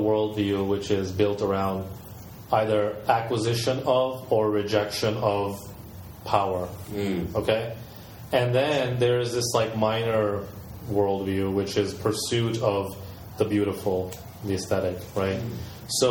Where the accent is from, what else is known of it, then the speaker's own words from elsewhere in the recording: the American South, United States; moved away; some of my life I grew up in the American South